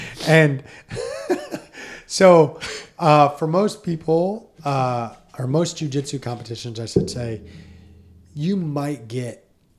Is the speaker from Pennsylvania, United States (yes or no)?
no; Indiana, United States; I'm from Indiana.